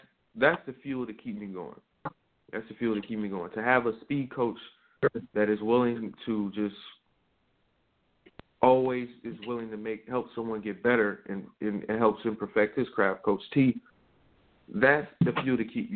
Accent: Michigan, United States; moved away as an adult; now in Columbus, United States; I'm still a Michigan guy. I'm still a Michigan guy at heart

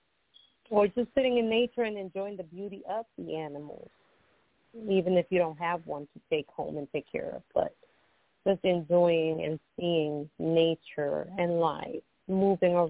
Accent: Costa Rica; moved away; growing up, I grew up in my country. I'm from Costa Rica. So I grew up there

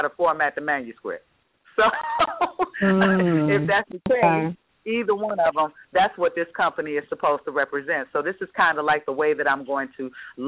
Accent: Detroit, Michigan, United States; I'm from the Detroit area

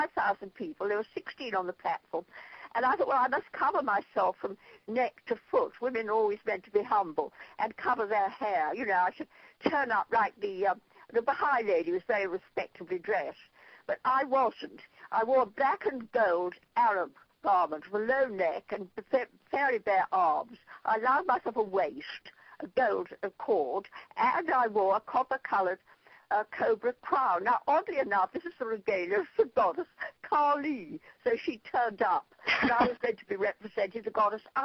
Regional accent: Ireland; I'm Irish

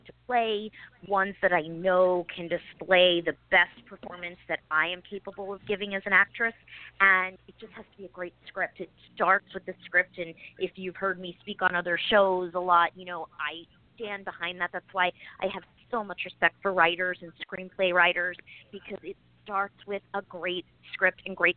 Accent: Philadelphia, Pennsylvania, United States; moved away; I was born in South Philly and then grew up in the suburbs

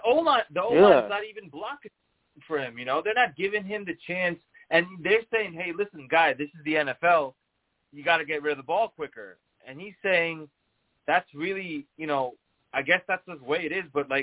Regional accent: Morris Plains, New Jersey, United States; I grew up my entire life in New Jersey, in Morris County.

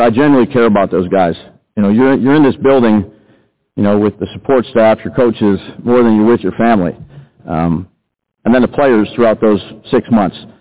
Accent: New York City, New York, United States; actually from Brooklyn.

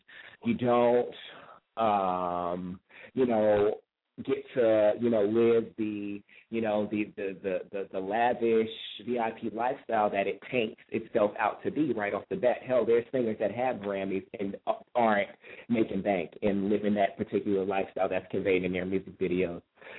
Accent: New York, United States; even though I am a New Yorker, but my roots are in the South, Virginia in particular, and well, Virginia, North Carolina.

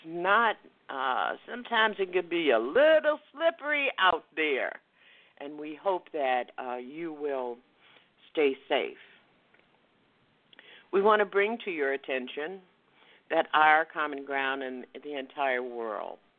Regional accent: West Palm Beach, Florida, United States; I grew up in West Palm Beach

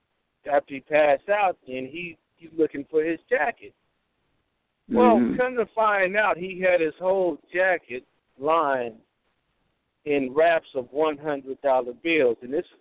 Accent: California, United States; I'm from California.

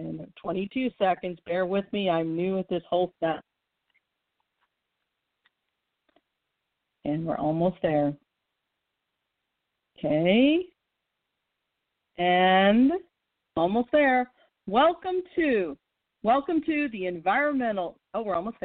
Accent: St. Louis, Missouri, United States; here in my hometown of St. Louis, Missouri

